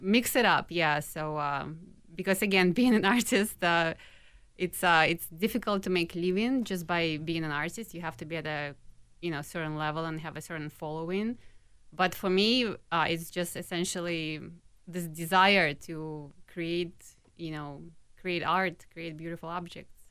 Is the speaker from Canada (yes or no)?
no; Minsk, Belarus; moved away as an adult; now in Minneapolis, United States; when I, um, was growing up in Minsk, I went to a specialized art school.